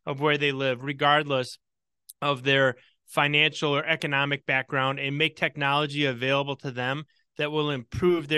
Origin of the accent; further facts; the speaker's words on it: Milwaukee, Wisconsin, United States; my hometown of Milwaukee